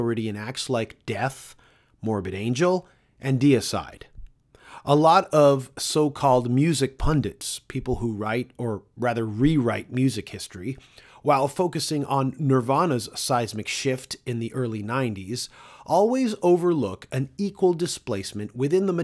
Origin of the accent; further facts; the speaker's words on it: Toronto, Ontario, Canada; Toronto is the city I was born and raised in.